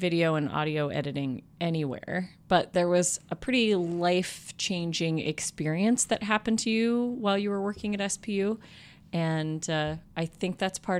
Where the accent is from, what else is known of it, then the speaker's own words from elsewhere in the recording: Portland, Oregon, United States; moved away as an adult; I also grew up in the Portland area, and that is another reason I came to school in Seattle?